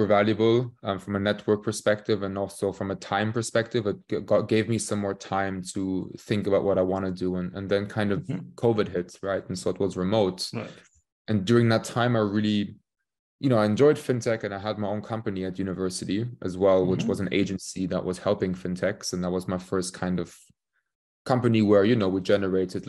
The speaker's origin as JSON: {"language": "English", "town": "Königstein", "region": "Hesse", "country": "Germany", "tie": "born or raised there", "also_born_or_lived": "Warwick, United Kingdom / London, United Kingdom", "moved": "as an adult", "said": "I'm from the place called Königstein, just outside of Frankfurt. So I grew up here."}